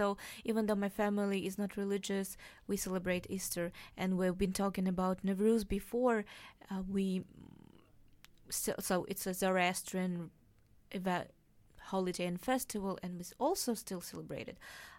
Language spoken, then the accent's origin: English; Uzbekistan; now in Aarhus, Denmark; I am from Uzbekistan, and 80% of people are actually Muslims, but we have a big Orthodox Russian community. And even though my family is not religious, and we still celebrate Orthodox Easter.